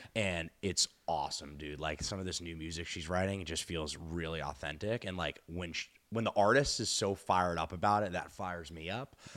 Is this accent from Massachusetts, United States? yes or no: yes; Boston, Massachusetts, United States; I'm from Boston